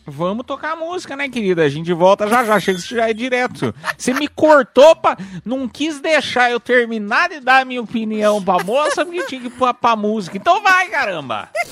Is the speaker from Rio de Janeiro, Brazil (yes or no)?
no; São Paulo, Brazil; sou do estado de São Paulo, tem um sotaque